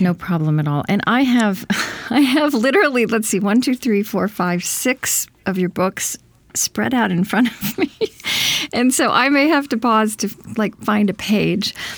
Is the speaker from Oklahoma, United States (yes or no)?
yes; Oklahoma, United States; also born or lived in Minnesota; now in Saint Paul, United States; I, I grew up in Oklahoma